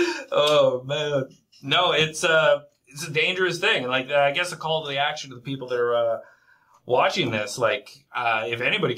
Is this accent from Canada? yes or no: yes; Canada; as a Canadian, you can't say or do.